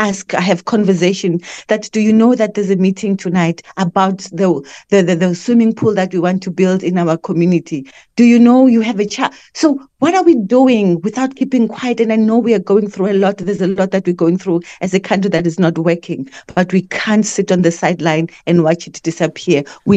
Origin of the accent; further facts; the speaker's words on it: South Africa; as a South African